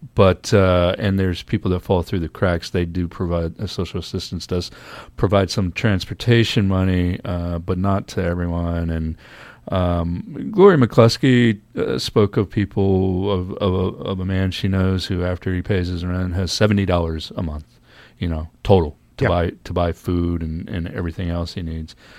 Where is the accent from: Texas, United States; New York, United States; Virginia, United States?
Virginia, United States; Norfolk; moved away; also born or lived in Los Angeles; I grew up in Norfolk, Virginia